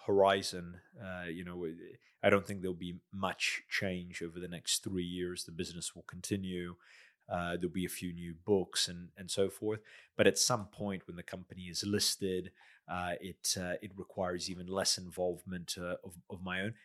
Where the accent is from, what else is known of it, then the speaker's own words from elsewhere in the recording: United States; moved away as an adult; also born or lived in South Australia; now in Adelaide, Australia; I'm a migrant from the States